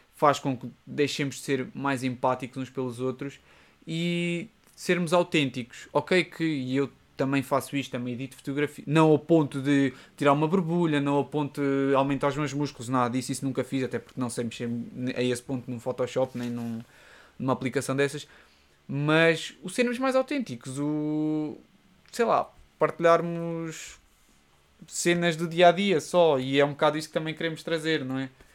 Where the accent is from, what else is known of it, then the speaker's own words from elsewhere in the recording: Seia, Centro, Portugal; moved away as an adult; now in Lisbon, Portugal; na minha terra natal, em Ceia